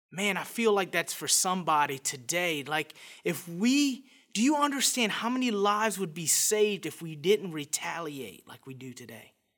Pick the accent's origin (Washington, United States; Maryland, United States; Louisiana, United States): Louisiana, United States; Scott; I was raised in a little town outside Lafayette, Louisiana called Scott